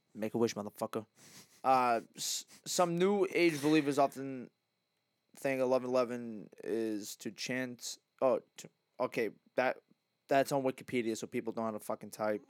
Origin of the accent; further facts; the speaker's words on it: Massachusetts, United States; growing up in, like, Mass